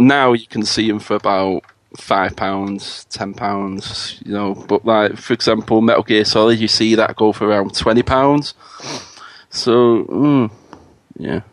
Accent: Manchester, North West England, United Kingdom; I'm from Manchester, the the rainy city, as we call it over here

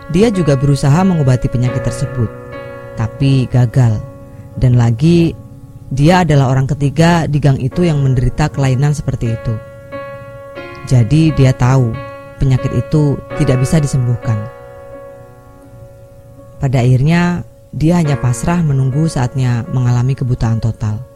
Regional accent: Jambi, Indonesia; Kisah ini saya dapat waktu tinggal di tempat asal saya di Jambi di tahun antara 1997 sampai 2002 akhir.

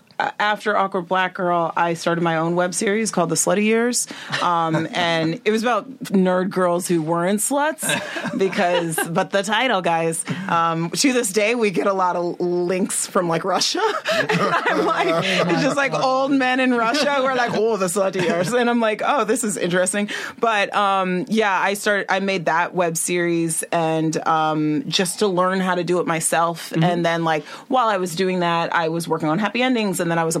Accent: Nigeria; I'm Nigerian and my family was like, why aren't you a doctor?

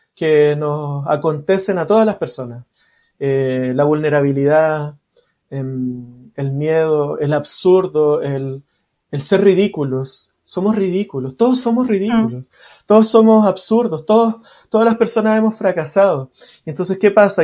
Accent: Santiago, Santiago Metropolitan Region, Chile; yo crecí en una población, en Cerro Navia.

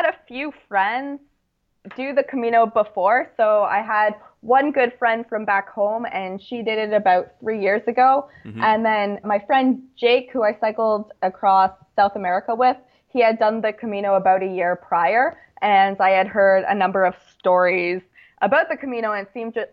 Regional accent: Niagara region, Ontario, Canada; I'm from the Niagara region, and so a lot of the trails I'd hiked when I was younger

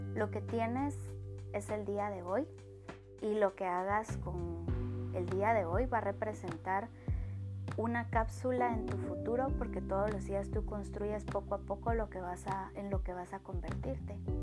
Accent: Guatemala; yo soy de Guatemala

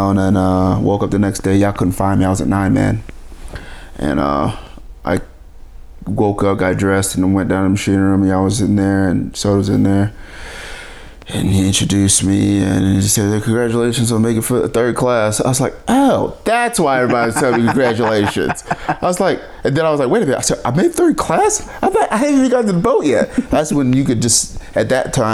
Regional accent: Washington, United States; moved away; I'm from Washington

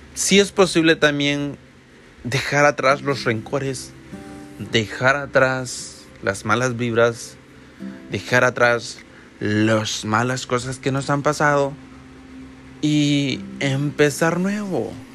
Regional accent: El Salvador; yo soy de El Salvador y en mi país, desde que yo tengo memoria, también se celebran estas posadas

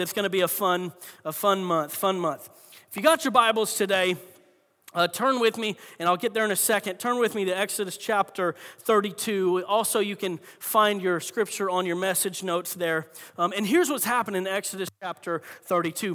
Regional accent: Florida, United States; moved away; I'm from Florida

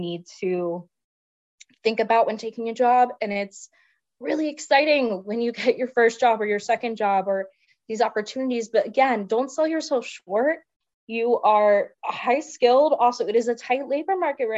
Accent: Salisbury, Maryland, United States; moved away as an adult; also born or lived in Washington, D.C.; if I was living in my hometown of Salisbury, Maryland

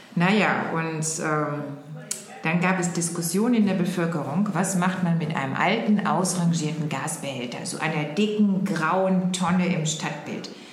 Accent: Oberhausen, North Rhine-Westphalia, Germany; Also ich komme aus Oberhausen, ja. tatsächlich, ne, da komme ich her.

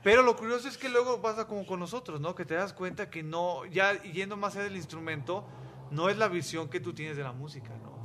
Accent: Mexico; yo soy mexicano

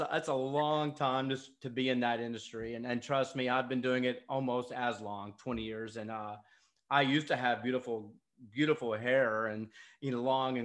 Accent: North Georgia, United States; I grew up in North Georgia

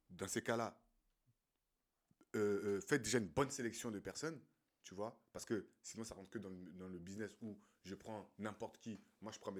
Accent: Côte d’Ivoire; Du, moins de ce que j'ai vu euh, chez moi en Côte d'Ivoire

